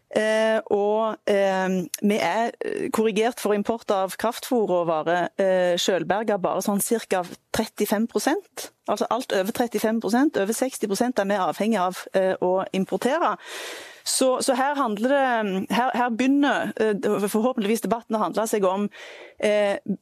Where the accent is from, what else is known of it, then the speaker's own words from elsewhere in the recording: Jæren, Rogaland, Norway; Jeg kommer fra Jæren, et av Norges matfat.